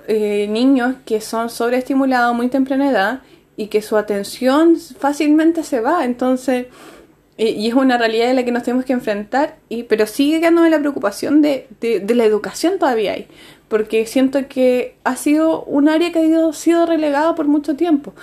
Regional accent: Chile; nosotros acá en Chile

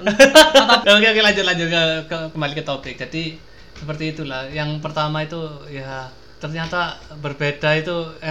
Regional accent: Pasuruan, East Java, Indonesia; meskipun saya dari Pasuruan ya udah bertahun-tahun ternyata setelah saya kuliah itu ya pop culture-nya itu nggak ya jadi nggak nggak ya sekompleks yang saya alami bertahun-tahun di Pasuruan

